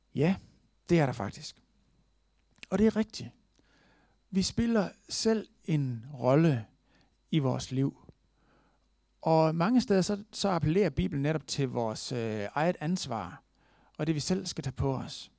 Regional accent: Denmark; vi er født i Danmark

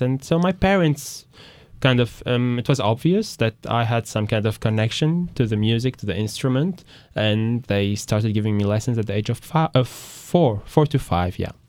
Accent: Paris, Île-de-France, France; I'm raised in France, in Paris

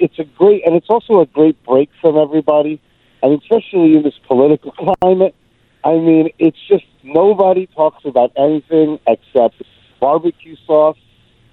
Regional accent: New York, United States; being a New Yorker

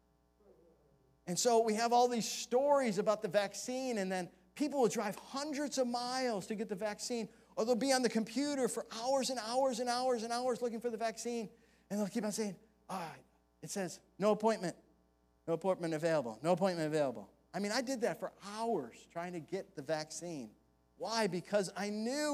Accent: Buffalo, New York, United States; moved away; when I went back home to my hometown in Buffalo, New York

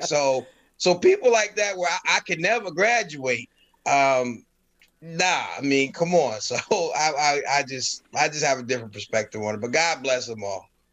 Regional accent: Stamford, Connecticut, United States; also born or lived in North Carolina; I was born in North Carolina, and then shortly after being born, I was whisked away to Stamford, Connecticut with my family

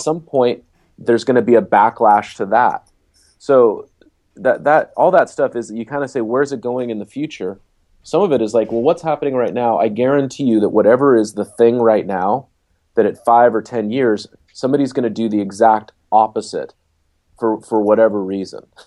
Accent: Seattle, Washington, United States; moved away; I'm from Seattle originally

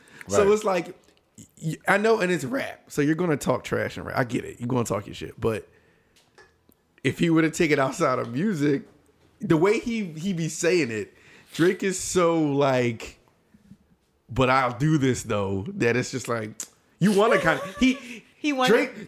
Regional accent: Australia; now in United Kingdom; I'm from Australia. I live here now.

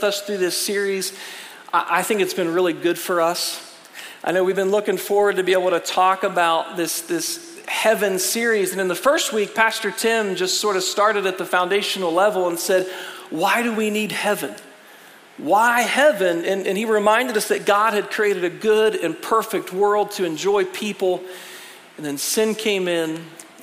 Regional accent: United States; as an American

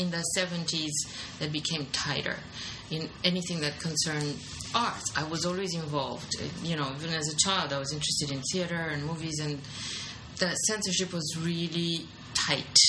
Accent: Bucharest, Romania; now in New York, United States; I'm from Romania. Bucharest, to be exact

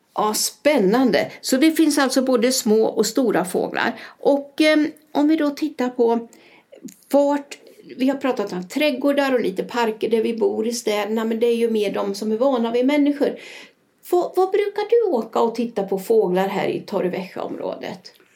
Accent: Sweden; now in Spain; jag kommer ju också från Sverige

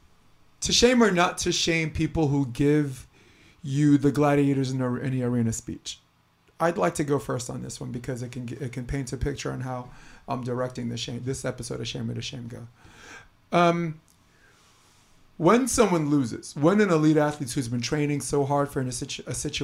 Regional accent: New York, United States; now in California, United States; I live in California. I'm from New York.

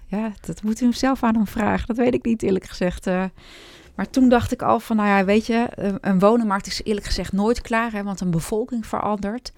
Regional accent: Hoofddorp, North Holland, Netherlands; also born or lived in Amsterdam; ik ben geboren in Amsterdam, maar opgegroeid in Hoofddorp

